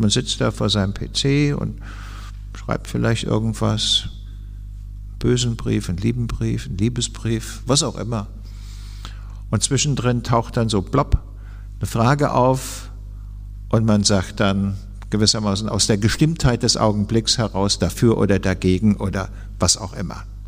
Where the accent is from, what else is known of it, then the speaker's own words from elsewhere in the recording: Hesse, Germany; als äh, Hesse